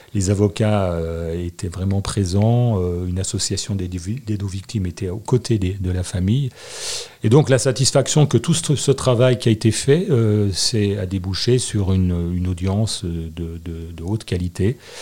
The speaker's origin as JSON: {"language": "French", "town": "Annecy", "region": "Auvergne-Rhône-Alpes", "country": "France", "tie": "born or raised there", "also_born_or_lived": "Marseille / Corsica / Grenoble", "said": "je suis né à Annecy. ma mère était née à Annecy. mes frères et sœurs sont sur Annecy. J'ai fait mes études à Annecy"}